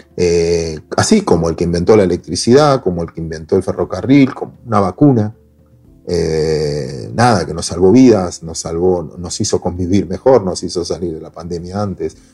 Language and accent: Spanish; Mar del Plata, Buenos Aires Province, Argentina; yo soy de Mar del Plata